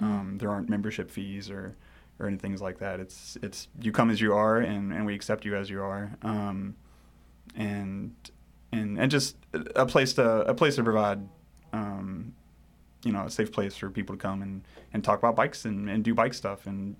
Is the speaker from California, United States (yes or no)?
no; Cynthiana, Kentucky, United States; But I grew up here in Central Kentucky, Cynthiana to be exact, if anyone knows where that is or has heard of it. Yeah, rural Kentucky